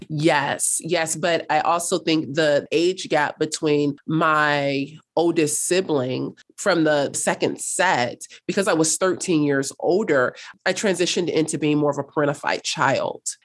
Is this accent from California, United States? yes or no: yes; Los Angeles, California, United States; also born or lived in North Hollywood, California / Cape Town, South Africa; I was raised in South Los Angeles. I grew up there until, gosh, I was about sixteen